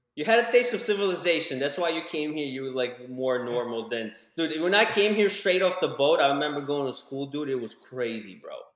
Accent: Ukraine; moved away; when I was growing up in Ukraine

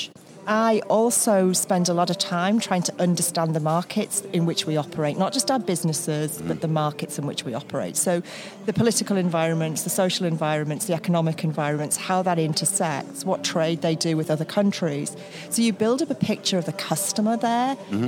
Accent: United Kingdom; moved away as an adult; I'm a Brit. I started as an accountant back in the UK

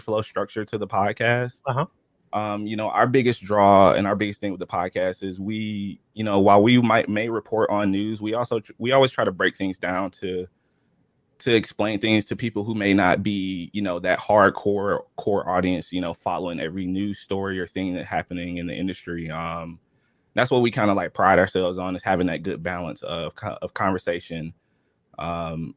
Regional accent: Georgia, United States; I'm from Georgia, born and raised

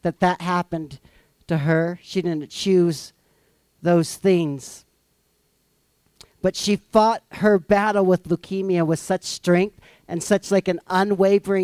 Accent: Missouri, United States; I'm from Missouri

